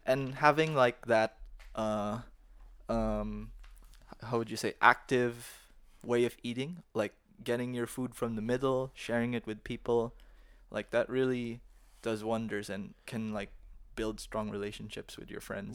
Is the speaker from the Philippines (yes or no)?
yes; Philippines; now in Dalian, China; when I was growing up in the Philippines